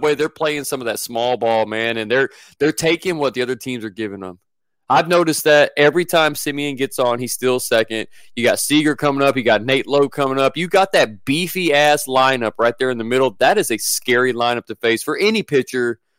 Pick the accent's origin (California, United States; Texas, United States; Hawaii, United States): Texas, United States; Alvin; That's right. I'm from Alvin.